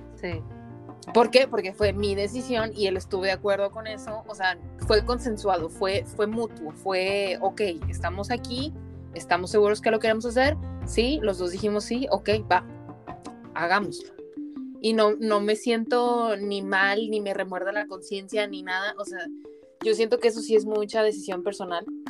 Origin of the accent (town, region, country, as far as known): Mexico; moved away as an adult